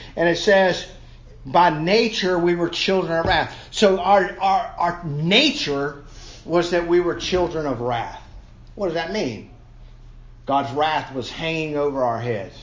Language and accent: English; Savannah, Georgia, United States; my hometown of Savannah